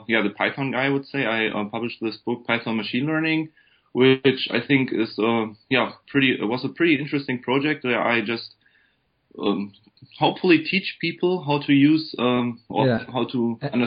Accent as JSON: {"language": "English", "country": "Germany", "tie": "born or raised there", "second_language": "English", "moved": "as an adult", "lives_now": "Michigan, United States", "said": "as you might have guessed from my accent, I'm actually from Germany. I was born and raised in Germany."}